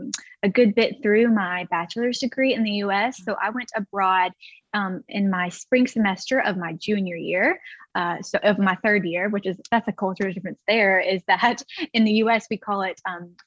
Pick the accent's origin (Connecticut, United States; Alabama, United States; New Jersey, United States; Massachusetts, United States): Alabama, United States; I am from Alabama, USA, and I studied abroad in Stirling, Scotland in 2019